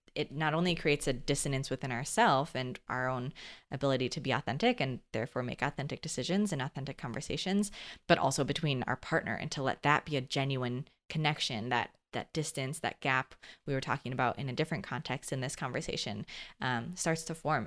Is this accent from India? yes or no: no; Midwest, United States; also born or lived in California; back home to the Midwest